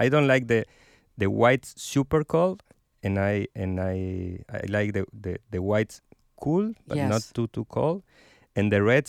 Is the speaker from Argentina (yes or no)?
yes; La Consulta, Mendoza, Argentina; English is a second language; Okay, I'm from Mendoza.